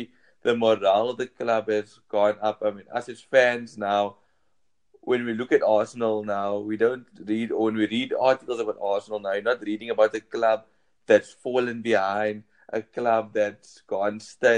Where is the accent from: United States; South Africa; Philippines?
South Africa; I'm from South Africa